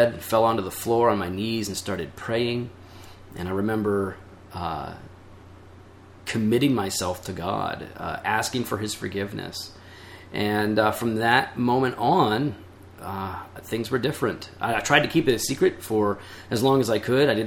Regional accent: Geneva, Illinois, United States; I grew up in Geneva

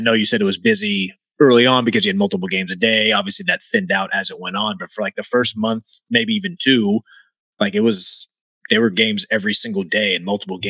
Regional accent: Virginia, United States; Well, I grew up in Virginia

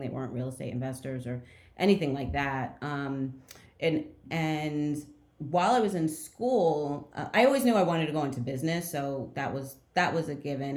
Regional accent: outside of Trenton, New Jersey, United States; also born or lived in Montclair, New Jersey; I'm from New Jersey originally. I'm from um, outside of Trenton. Um, and then when I was in high school, I moved to uh, Montclair, which is closer to Newark

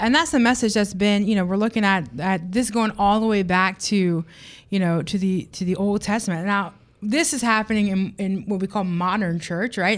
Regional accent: United States; I am an American

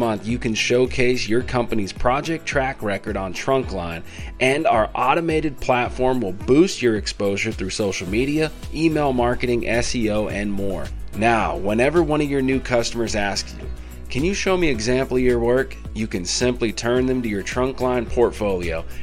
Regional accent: California, United States; growing up in California

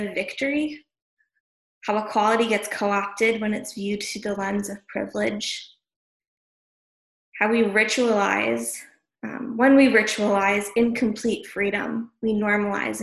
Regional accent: New England, United States; Growing up in New England, my family would go to one of the oldest 4th of July parades in the country. Started in 1785 in Bristol, Rhode

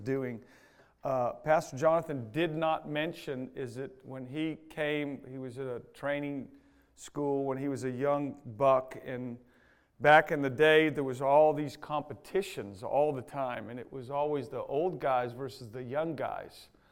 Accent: United States; I'm an American

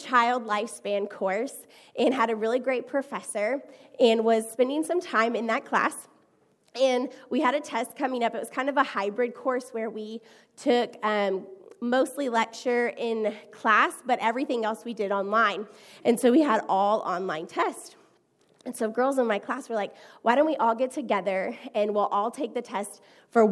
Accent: Houston, Texas, United States; I am from Houston, Texas

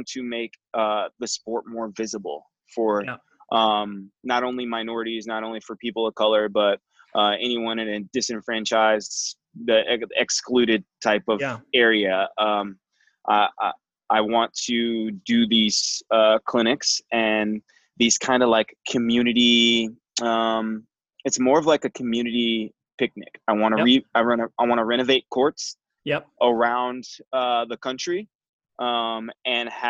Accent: Flint, Michigan, United States; also born or lived in Detroit, Michigan; I grew up in Flint, which my neighborhood was all white

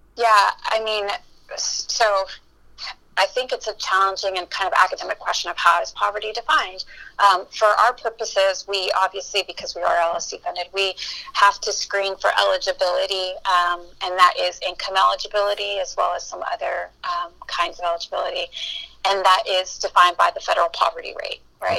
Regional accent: Matamoros, Tamaulipas, Mexico; moved away as an adult; also born or lived in Brownsville, Texas; now in Texas, United States; I grew up in Matamoros, which is in Mexico, and it's the border with Brownsville, Texas

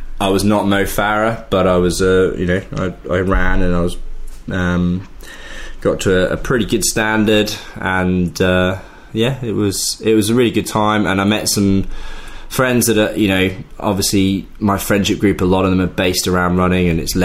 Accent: Leicester, East Midlands, United Kingdom; I'm from Leicester

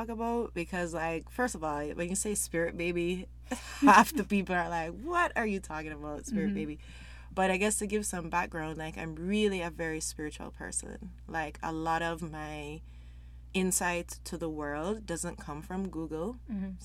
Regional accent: Jamaica; moved away as an adult; now in Canada; I'm from Jamaica originally. Been in Canada for over 10 years

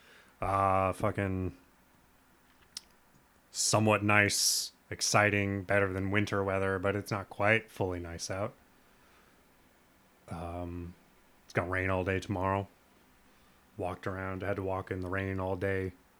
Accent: Lincoln, Nebraska, United States; I was born in Lincoln, Nebraska, which is the next town over.

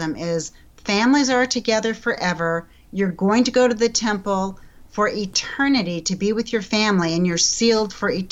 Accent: Colorado, United States; growing up in Colorado, I had never had a lesson in my 50 years in the church

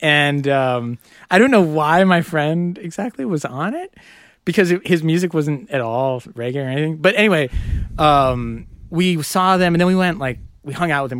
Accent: Madison, Wisconsin, United States; moved away as an adult; now in New York, United States; I grew up in Madison

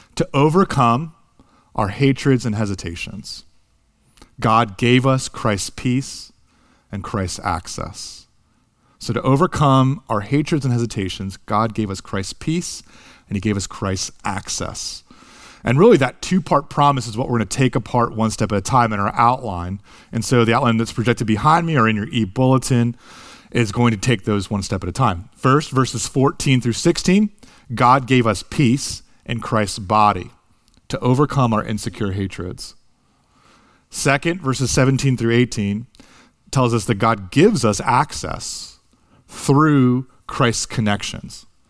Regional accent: United States; moved away as an adult; also born or lived in Japan; being a big, foreign, American college student

